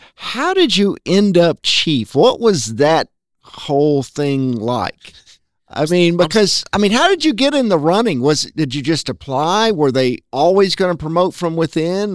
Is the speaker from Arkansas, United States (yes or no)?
yes; North Little Rock, Arkansas, United States; I grew up in Rose City.